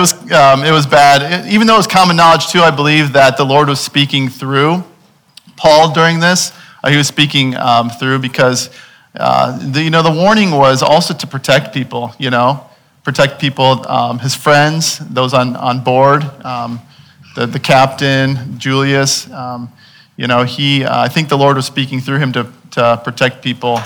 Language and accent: English; Illinois, United States; I'm from Illinois, and you know, I'm from surrounded by seas of corn